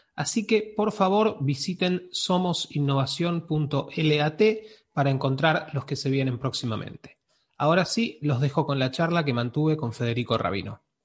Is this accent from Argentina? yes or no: yes; Argentina; yo soy argentino